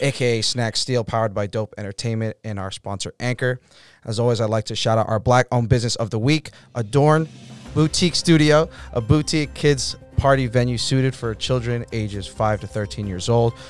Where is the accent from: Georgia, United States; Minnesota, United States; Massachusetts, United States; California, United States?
Massachusetts, United States; Boston; I grew up in Rosendale